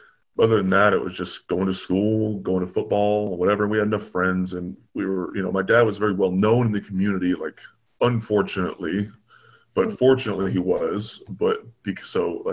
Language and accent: English; Bowling Green, Kentucky, United States; moved away as an adult; now in California, United States; I was born and raised in Bowling Green, Kentucky